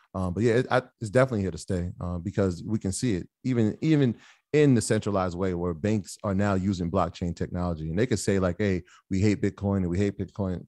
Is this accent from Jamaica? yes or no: yes; Jamaica; I'm, I'm Jamaican